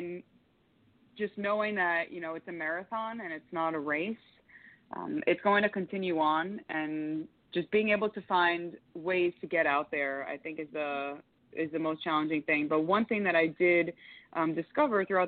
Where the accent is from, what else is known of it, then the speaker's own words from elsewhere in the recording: Yonkers, New York, United States; also born or lived in Florida; now in Miami, United States; I'm originally from Yonkers, New York, proud New Yorker, and I moved to Florida in 2005, lived a bunch of different places in Florida, currently in Miami.